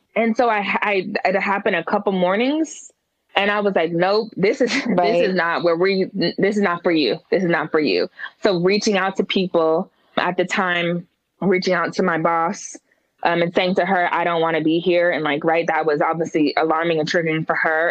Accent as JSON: {"language": "English", "town": "Oakland", "region": "California", "country": "United States", "tie": "born or raised there", "also_born_or_lived": "Berkeley / San Francisco", "moved": "as an adult", "lives_now": "Atlanta, United States", "said": "I was born in Berkeley, raised in Oakland started college in San Francisco and then moved to Atlanta in 2009."}